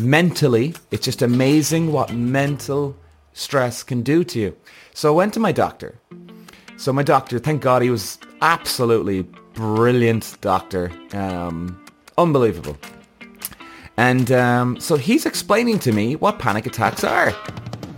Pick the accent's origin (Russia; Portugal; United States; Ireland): Ireland; Cork, Munster; also born or lived in London; I was coming home from London back to Cork every 3 or 4 weeks